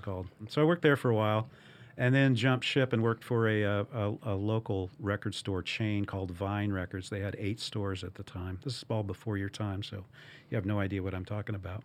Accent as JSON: {"language": "English", "town": "Evansville", "region": "Indiana", "country": "United States", "tie": "born or raised there", "also_born_or_lived": "Arizona", "moved": "as an adult", "lives_now": "Louisville, United States", "said": "I had worked for a, a record store in Evansville, Indiana, which is my hometown"}